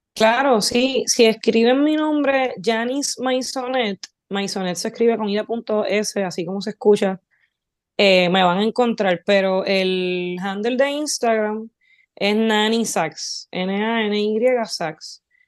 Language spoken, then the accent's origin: Spanish; Barceloneta, Puerto Rico; also born or lived in Florida, Puerto Rico; yo me crié en los 90 en Florida y Barceloneta, Puerto Rico